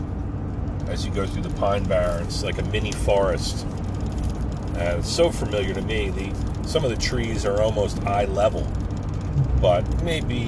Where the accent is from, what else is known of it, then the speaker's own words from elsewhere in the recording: New Jersey, United States; moved away; my home state of New Jersey, my home of record